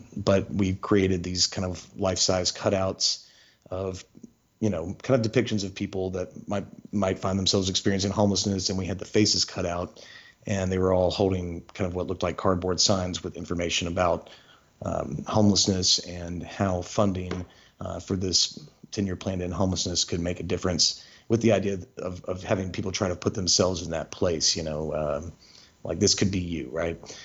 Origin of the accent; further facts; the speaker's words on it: Shreveport, Louisiana, United States; now in Memphis, United States; I was born in Shreveport, 1988